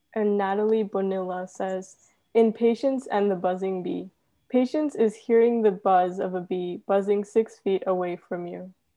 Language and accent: English; Cerritos, California, United States; I'm actually from Cerritos, California